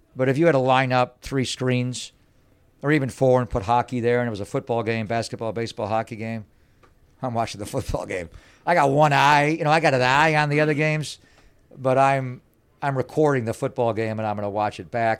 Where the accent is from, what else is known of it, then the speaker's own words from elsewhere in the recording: Buffalo, New York, United States; moved away as an adult; now in San Francisco Bay Area, United States; I'm a kid from Buffalo, New York.